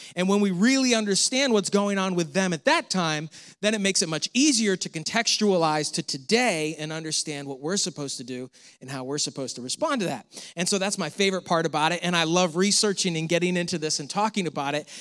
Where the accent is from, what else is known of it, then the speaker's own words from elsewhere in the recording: Canandaigua, New York, United States; moved away as an adult; also born or lived in Pittsburgh, Pennsylvania / the South (US); the Seneca Nation started in my hometown, Canandaigua, New York